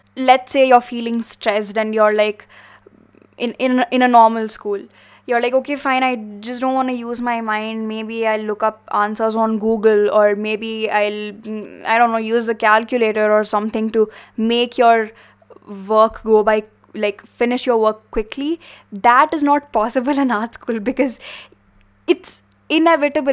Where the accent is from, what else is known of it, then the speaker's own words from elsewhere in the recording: India; we are from India